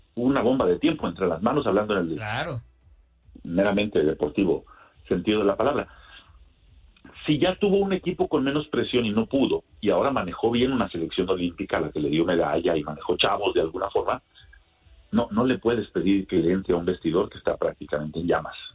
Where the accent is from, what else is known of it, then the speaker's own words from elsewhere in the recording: Mexico; now in United States; yo radico en los Estados Unidos, pero soy mexicano